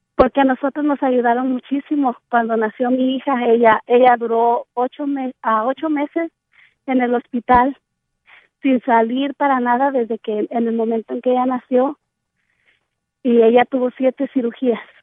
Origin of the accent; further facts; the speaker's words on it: Cotija, Michoacán, Mexico; moved away; yo nací en Michoacán